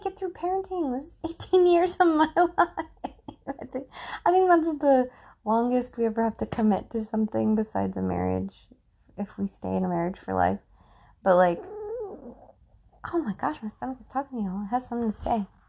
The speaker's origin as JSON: {"language": "English", "country": "United States", "said": "as an American, I am an American"}